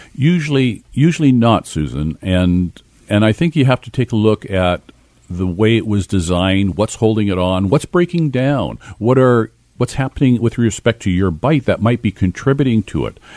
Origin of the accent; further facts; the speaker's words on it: Kitimat, British Columbia, Canada; I grew up in Kitimat in my early years up in northern British Columbia